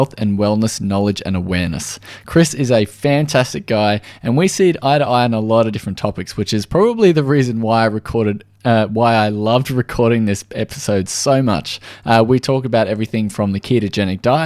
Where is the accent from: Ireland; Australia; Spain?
Australia